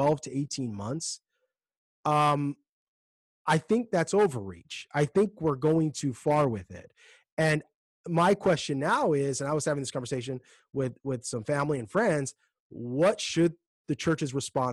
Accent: United States; as Americans

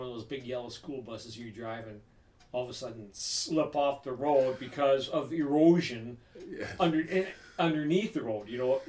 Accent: Wisconsin, United States; I'm from Wisconsin.

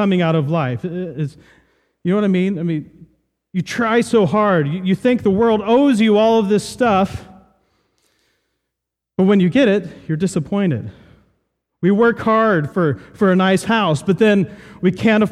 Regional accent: Southern Ohio, United States; I grew up in Southern Ohio, and we had a few apple trees

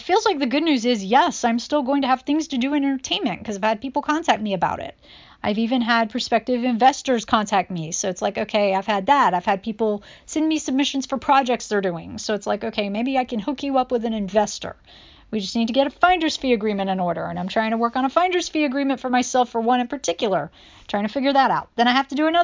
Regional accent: North Carolina, United States; now in New York City, United States; we're in North Carolina

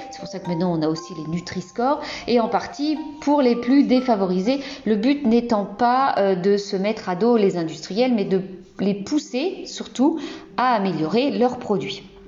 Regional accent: Brittany, France; je suis bretonne

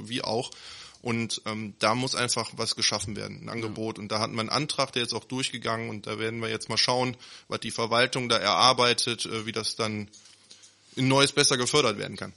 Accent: Neuss, North Rhine-Westphalia, Germany; aus Neuss, gebürtiger Neusser, äh, Nüsser Jung

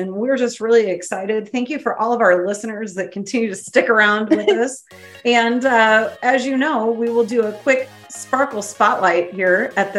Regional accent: Clinton, United States; I'm from Clinton.

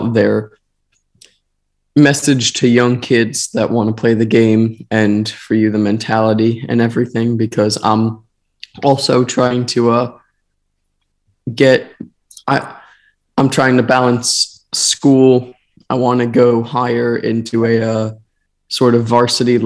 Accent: Tampa, Florida, United States; my hometown team, the Tampa Bay Rowdies

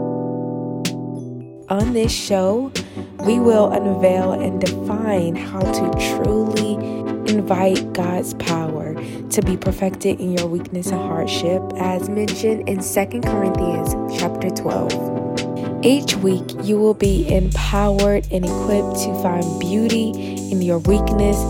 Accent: Newberry, South Carolina, United States; moved away as an adult; now in Atlanta, United States; I was born and raised in South Carolina in a very small town called Newberry, and I moved to Atlanta, Georgia in January of this year

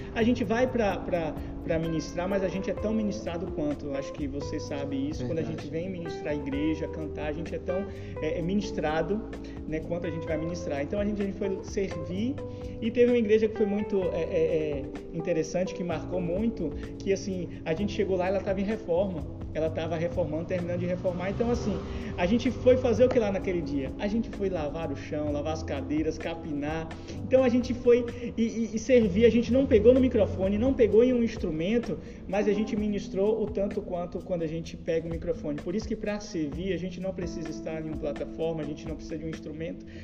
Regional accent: Jequié, Bahia, Brazil; eu sou jequiéense mesmo, nasci aqui em Jequié, né? É, estudei aqui, me formei aqui, fiz faculdade aqui

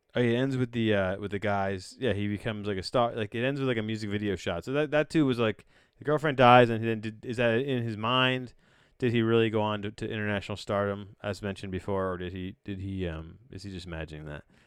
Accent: United States; as a cultured American

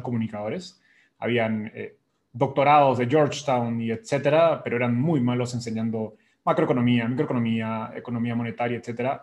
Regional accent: Peru; moved away as an adult; now in Mexico City, Mexico; yo soy peruano

